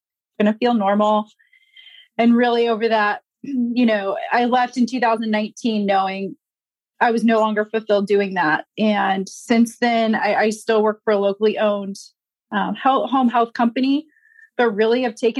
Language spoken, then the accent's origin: English; Indianapolis, Indiana, United States; I'm born and raised in Indianapolis